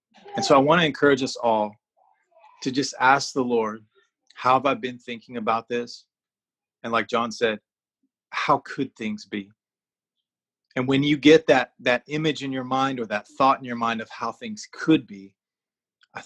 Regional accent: United States; moved away as an adult; also born or lived in Thailand; living in Thailand as an American

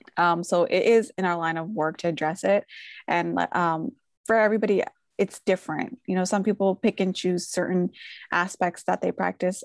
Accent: Philadelphia, Pennsylvania, United States; I was born and raised in Philadelphia, and my family immigrated from Bangladesh

